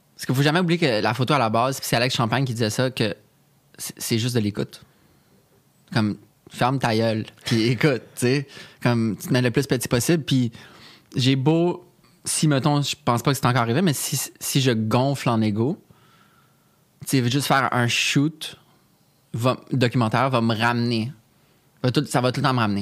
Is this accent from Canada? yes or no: yes; Canada; qu'on est Canadien